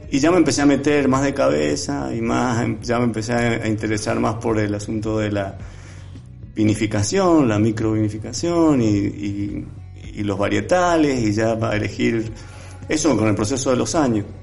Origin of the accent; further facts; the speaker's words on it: Mendoza, Argentina; yo como buen mendocino, sabes que todos los mendocinos tienen una relación con el vino estrecha